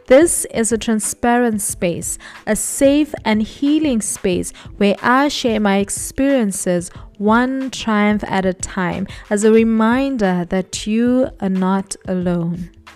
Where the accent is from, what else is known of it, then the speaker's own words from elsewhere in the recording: Mthatha, Eastern Cape, South Africa; I was born in October, the year nineteen ninety-one, in a not so small city, M Tata, in the Eastern Cape.